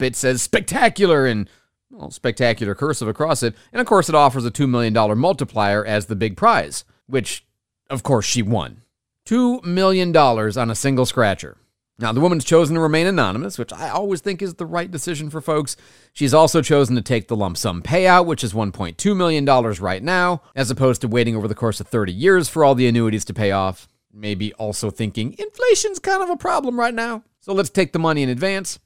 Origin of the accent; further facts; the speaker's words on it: Michigan, United States; born and raised in Michigan